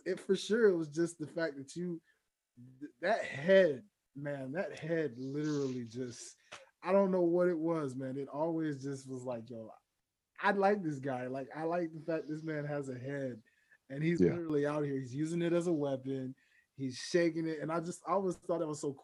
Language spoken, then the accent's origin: English; Memphis, Tennessee, United States; now in Atlanta, United States; I live in Atlanta, but I'm from Memphis, Tennessee